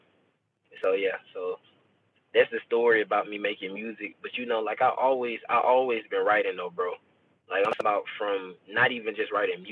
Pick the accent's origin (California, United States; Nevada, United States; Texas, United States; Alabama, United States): Alabama, United States; Tuscaloosa; I'm from Alabama, bro. I'm from Alabama. I'm from Tuscaloosa, Alabama.